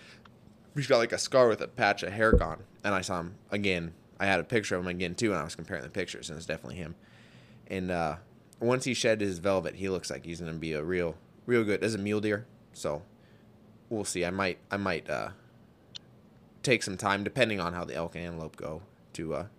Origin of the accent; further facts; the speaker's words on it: South Dakota, United States; also born or lived in northeast Montana; now in Montana, United States; I grew up in South Dakota